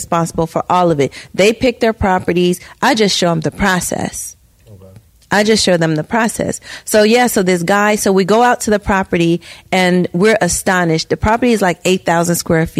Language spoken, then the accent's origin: English; Gary, Indiana, United States; moved away; I was born in Gary